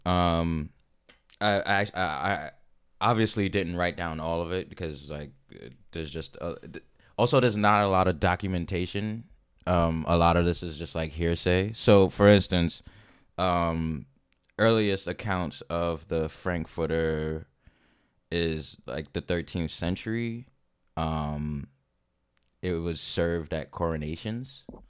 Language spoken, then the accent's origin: English; New York City, New York, United States; growing up in New York City, spent a lot of time in public parks